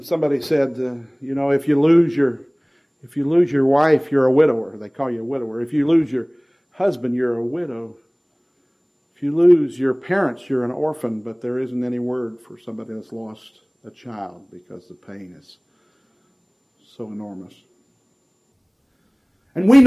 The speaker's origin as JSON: {"language": "English", "region": "Ohio", "country": "United States", "tie": "born or raised there", "moved": "as an adult", "lives_now": "Nashville, United States", "said": "born and raised in Ohio before moving to take the position in Nashville"}